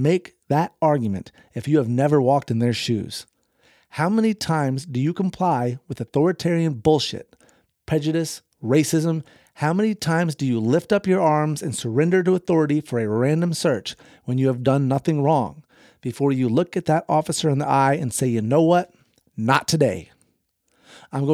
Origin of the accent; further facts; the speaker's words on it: the South, United States; I grew up in the South